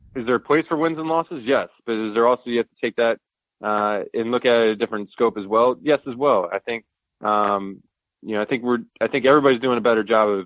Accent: St. Louis, Missouri, United States; I grew up in St. Louis

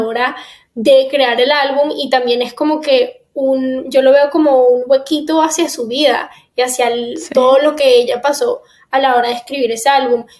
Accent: Miami, Florida, United States; also born or lived in Caracas, Venezuela; Yo me fui de Venezuela a los seis años, me mudé para acá, a Miami, y llevo ya más de la mitad de mi vida viviendo en Miami

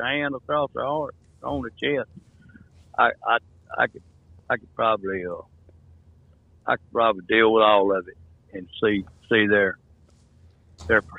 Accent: Childersburg, Alabama, United States; also born or lived in Talladega, Alabama; I grew up in Childersburg, but I don't know, it's probably about 15 miles from here

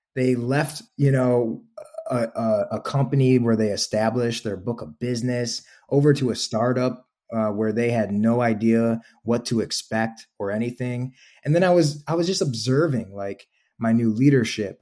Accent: Toledo, Ohio, United States; moved away as an adult; also born or lived in Chicago; I'm originally from Ohio

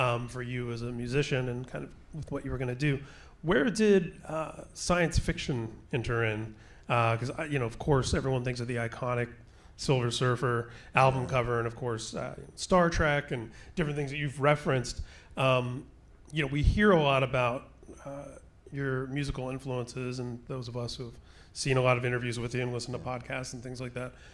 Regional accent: Indiana, United States; I grew up in Indiana

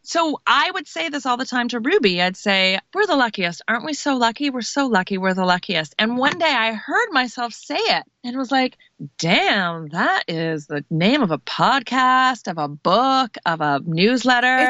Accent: Canada; now in United States; I'm Canadian.

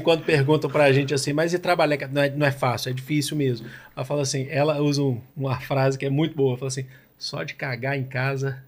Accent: Belo Horizonte, Minas Gerais, Brazil; now in São Paulo, Brazil; Eu sou de Belo Horizonte, eu vim para São Paulo

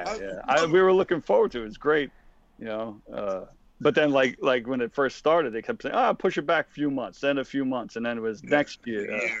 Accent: New York City, New York, United States; me and Pete growing up in Queens.

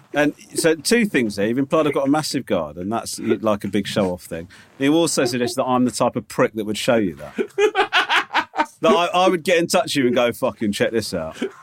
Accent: United Kingdom; being British

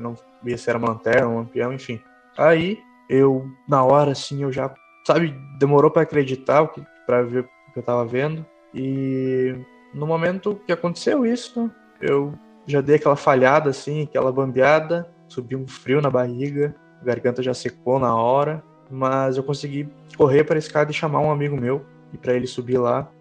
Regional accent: Santa Maria, Rio Grande do Sul, Brazil; Sou aqui do interior do Rio Grande do Sul, é, mais precisamente Santa Maria

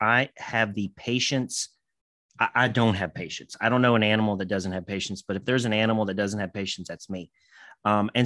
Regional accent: Kentucky, United States; also born or lived in Indiana; I am from Kentucky, but I'm not that Southern.

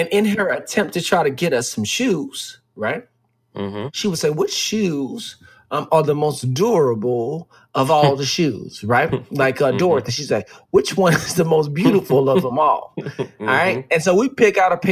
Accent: Dallas, Texas, United States; I grew up in Dallas, Texas

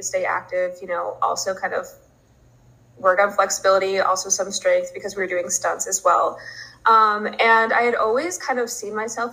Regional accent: Chicago, Illinois, United States; moved away as an adult; now in Arizona, United States; I'm originally from Chicago. So I went back home to Chicago for COVID

